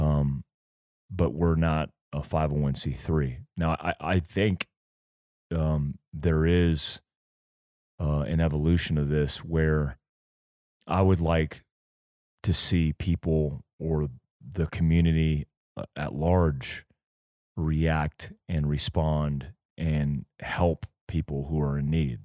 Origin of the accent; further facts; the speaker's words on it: United States; we grew up in America